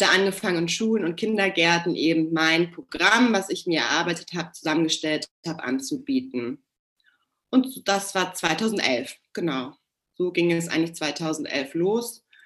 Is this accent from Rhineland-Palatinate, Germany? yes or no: no; Hamburg, Germany; wohne in meiner Heimatstadt Hamburg